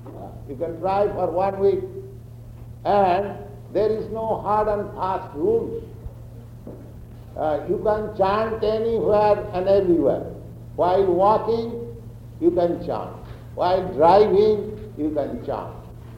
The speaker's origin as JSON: {"language": "English", "country": "India", "moved": "yes", "said": "I am Indian"}